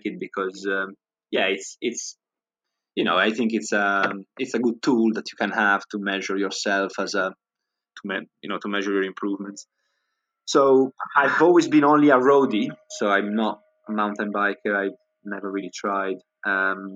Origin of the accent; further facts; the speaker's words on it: Alessandria region, Piedmont, Italy; moved away as an adult; now in United Kingdom; where I'm from in Italy, I'm from the Alessandria region